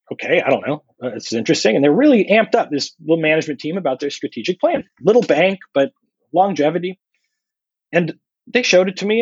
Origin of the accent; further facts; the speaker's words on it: San Diego, California, United States; I'm calling in from San Diego